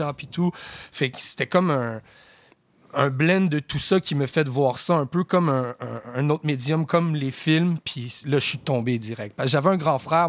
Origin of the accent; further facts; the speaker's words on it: Aylmer, Quebec, Canada; also born or lived in Ottawa, Ontario / Rosemère, Quebec; je suis né à Ottawa. Mes premières années, je les ai faites dans l'Outaouais. J'habitais à Elmer.